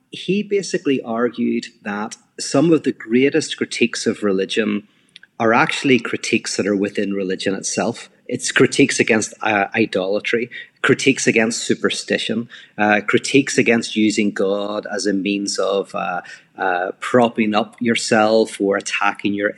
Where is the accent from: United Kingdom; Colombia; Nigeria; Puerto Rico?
United Kingdom; Belfast, Northern Ireland; now in Los Angeles, United States; I'm from Belfast, Northern Ireland. I live in Los Angeles